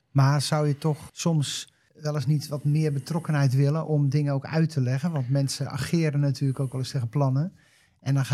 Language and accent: Dutch; Schouwen-Duiveland, Zeeland, Netherlands; ik ben zelf als kind ook opgegroeid op Schouwen-Duiveland.